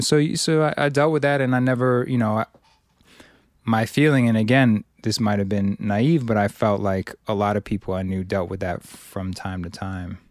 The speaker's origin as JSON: {"language": "English", "town": "Cambridge", "region": "Massachusetts", "country": "United States", "tie": "born or raised there", "said": "I grew up primarily in Cambridge."}